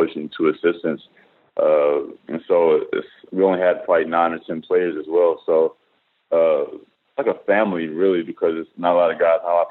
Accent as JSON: {"language": "English", "region": "Tennessee", "country": "United States", "said": "I'm from Tennessee"}